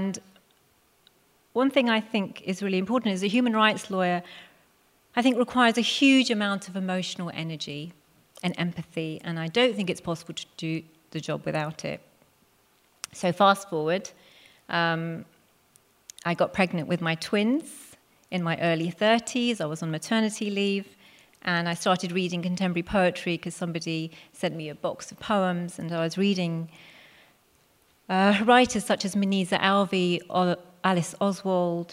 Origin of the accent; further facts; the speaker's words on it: Hounslow, London, United Kingdom; first language Punjabi; English is a second language; I was born in the UK to immigrant parents, Punjabi Sikhs, who arrived at Heathrow, moved 3 miles down the road to Hounslow, and that's where I grew up.